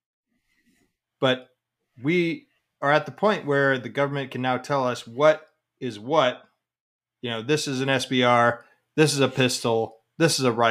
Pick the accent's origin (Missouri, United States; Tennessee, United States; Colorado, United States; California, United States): Colorado, United States; I'm from Colorado